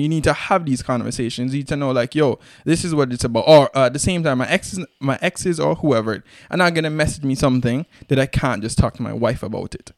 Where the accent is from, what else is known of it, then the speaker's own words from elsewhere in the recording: Antigua & Barbuda; we're Antiguan, proud Antigans